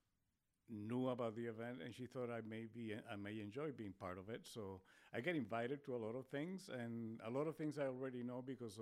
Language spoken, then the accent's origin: English; Spain; English is a second language; now in Spokane, United States; I was born in Spain, so it's my second language. Technically, it was my fourth language.